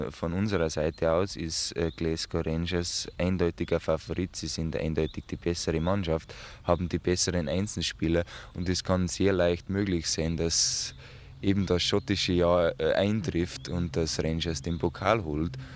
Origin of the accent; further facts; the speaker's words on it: Munich, Bavaria, Germany; denn ich bin äh, geborener Münchner und wie es vielleicht nur die Bayern wissen, sind die Münchner sehr schlecht aus München wegzubekommen.